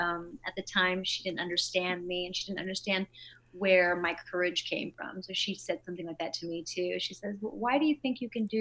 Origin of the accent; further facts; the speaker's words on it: Corona, California, United States; also born or lived in Brooklyn, New York; now in Los Angeles, United States; I'm originally from Brooklyn, New York, but I was basically raised in Corona, California